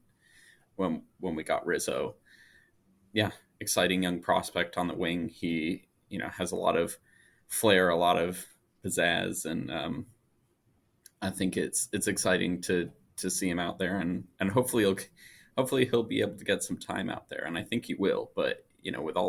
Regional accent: Michigan, United States; moved away; I'm from Michigan originally, and that's where my family is

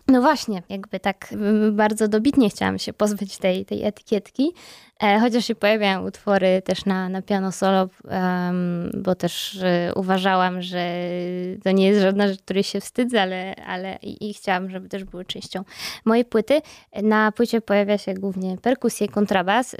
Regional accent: Gdańsk, Pomeranian Voivodeship, Poland; moved away; ja też jestem z Gdańska

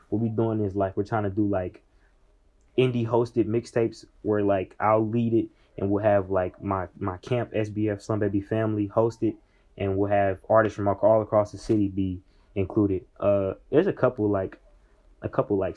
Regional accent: Indianapolis, Indiana, United States; I'm a kid from Indianapolis

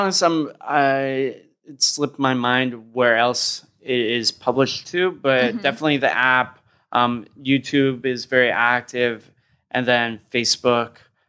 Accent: United States; I'm American. My understanding of government and geography is terrible.

